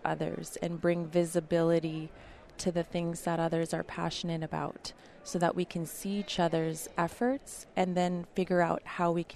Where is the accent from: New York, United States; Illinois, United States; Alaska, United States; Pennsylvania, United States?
Alaska, United States; Bethel; I grew up in Bethel, Alaska